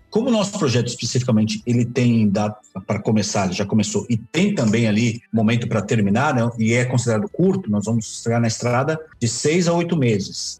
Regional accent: São Paulo, Brazil; saímos de São Paulo, né? Nós somos de São Paulo

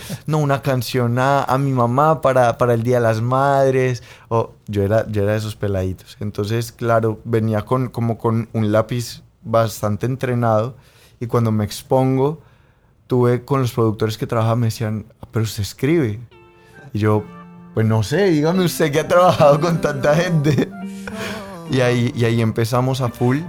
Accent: Colombia

